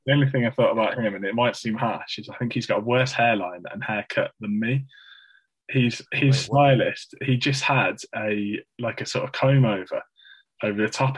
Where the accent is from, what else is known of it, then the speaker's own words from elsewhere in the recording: Midlands, United Kingdom; accent: Midlands; my monotone Midlands accent